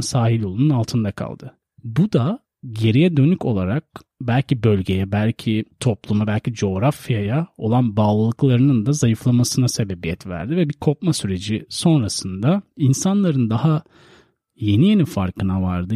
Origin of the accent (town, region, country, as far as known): Turkey